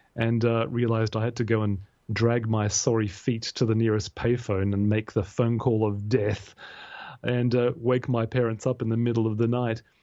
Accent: Australia; being an Australian male

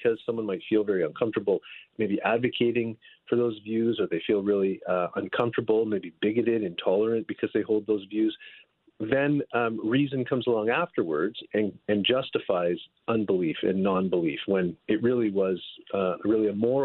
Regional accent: Northern Ontario, Canada; now in California, United States; I'm from Northern Ontario in Canada. I've lived almost my whole life there

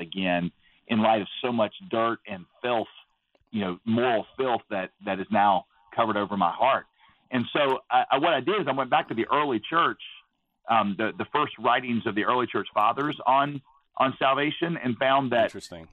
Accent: United States; also born or lived in Southeast Asia; when you are raised as American

